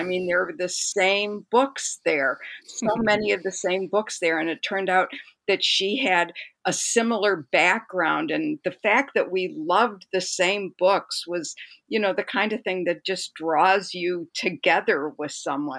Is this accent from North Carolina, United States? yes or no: no; Detroit, Michigan, United States; there's now a picture book about me as a child growing up in Detroit and the importance of my public library and two librarians there.